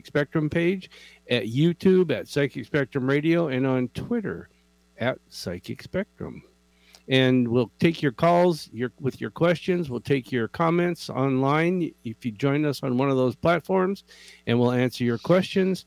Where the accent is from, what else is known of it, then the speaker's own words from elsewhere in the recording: Renton, Washington, United States; also born or lived in Tacoma, Washington; we grew up here in Renton, Washington, which is just south of Seattle